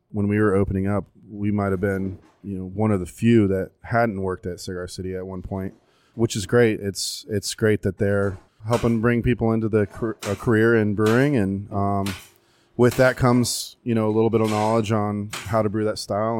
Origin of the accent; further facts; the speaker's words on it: Tampa, Florida, United States; born and raised in Tampa